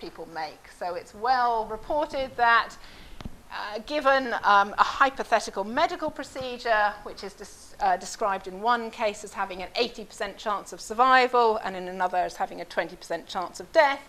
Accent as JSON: {"language": "English", "town": "Oxford", "region": "South East England", "country": "United Kingdom", "said": "I'm from Oxford"}